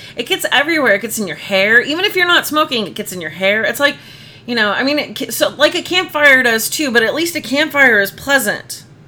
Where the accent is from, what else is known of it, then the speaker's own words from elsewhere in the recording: Phoenix, Arizona, United States; moved away as an adult; also born or lived in Arlington, Massachusetts / Boston area; growing up in the Phoenix area